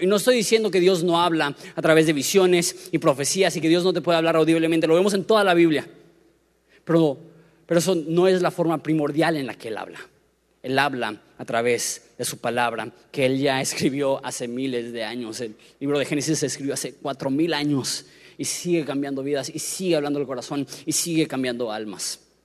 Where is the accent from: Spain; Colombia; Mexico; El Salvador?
Mexico; Querétaro; moved away; also born or lived in Florida; Me crié en Querétaro